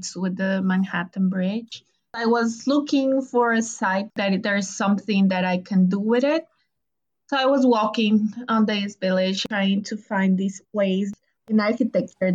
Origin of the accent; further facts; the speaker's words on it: Ecuador; now in New York, United States; I'm from Ecuador